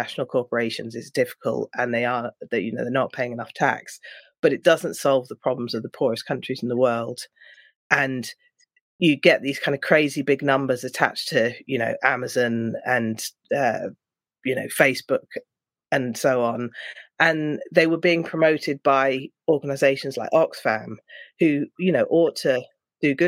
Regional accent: London, United Kingdom; I'm from London

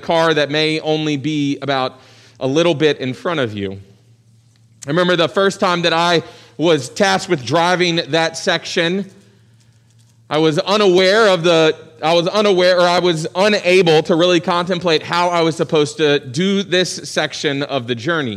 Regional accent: Virginia Beach, Virginia, United States; So I grew up in Virginia Beach. My parents' families were both from West Virginia

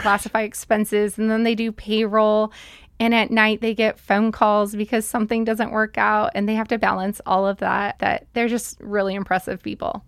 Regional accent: Billings, Montana, United States; also born or lived in Salt Lake City, Utah; mostly grew up in Billings

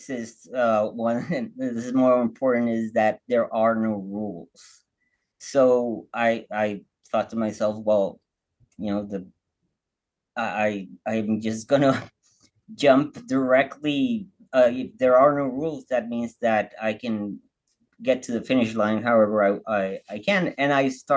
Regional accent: Baja California, Mexico; I'm from Mexico. I'm from Baja, really close to the border. So I grew up speaking English

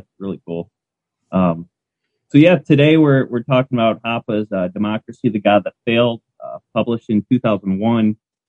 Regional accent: Michigan, United States; accent: Canadian; I'm from Michigan

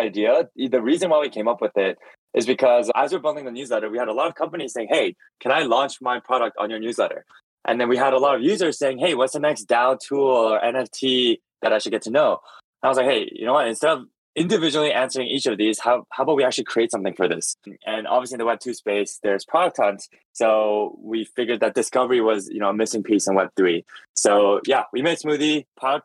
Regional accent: Toronto, Ontario, Canada; moved away as an adult; also born or lived in San Francisco; I grew up in Toronto

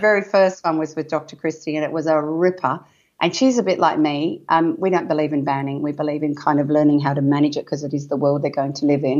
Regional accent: Wheatbelt, Western Australia, Australia; I was born and bred in a farm in the wheat belt in Western Australia

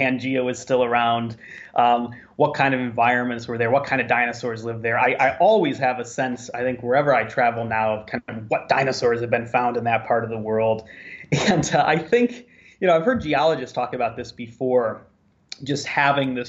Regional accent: Chicago, Illinois, United States; moved away; growing up in the Midwest

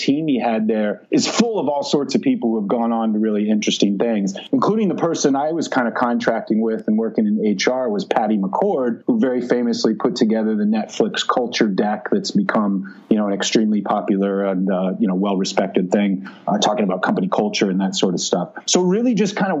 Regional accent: Silicon Valley, Santa Clara Valley, California, United States; I grew up in Silicon Valley, like literally the Silicon Valley, the Santa Clara Valley in the south part of the San Francisco Bay Area

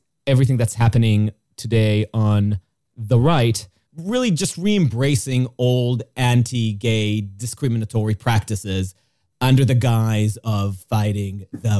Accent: Jerusalem, Jerusalem District, Israel; comes from my experience growing up in Jerusalem, is based on an experience of what it's like to be in a place that really does get in your business about what you believe

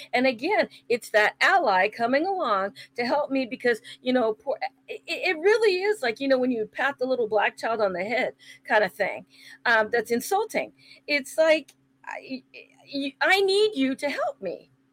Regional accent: San Francisco, California, United States; I grew up in San Francisco

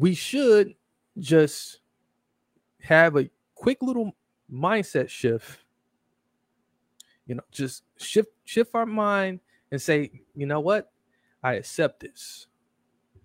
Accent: Milwaukee, Wisconsin, United States; Returning back to Milwaukee, Wisconsin, my hometown, from overseas

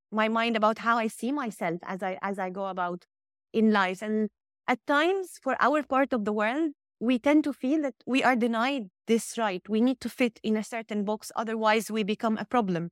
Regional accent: Cairo, Cairo Governorate, Egypt; I'm just from Cairo

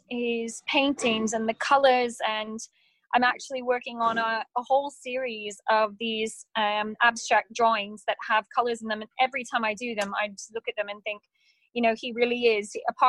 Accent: Pennsylvania, United States; born there; Born in Pennsylvania, very close to Pittsburgh in Pennsylvania. But my parents worked for an international charity and we traveled a lot.

